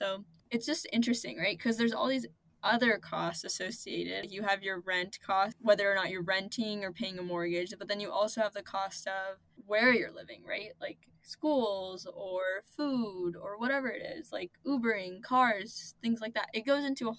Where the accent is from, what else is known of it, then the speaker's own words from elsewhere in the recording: Columbus, Ohio, United States; moved away as an adult; now in New York, United States; because Columbus is my hometown